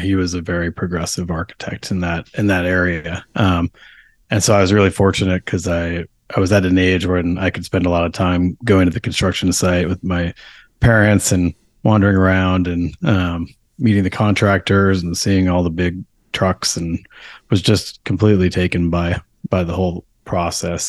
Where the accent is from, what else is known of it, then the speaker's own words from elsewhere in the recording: New York, United States; now in Portland, United States; I grew up in New York, uh, on the other coast